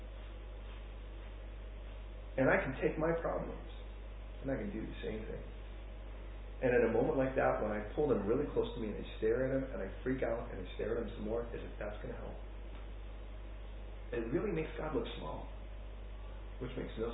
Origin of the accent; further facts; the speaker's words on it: Chicago, Illinois, United States; I was born in Chicago